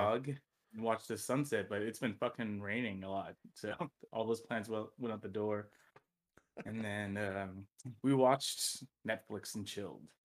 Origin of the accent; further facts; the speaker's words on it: Oxnard, California, United States; moved away; my hometown, Oxnard, California.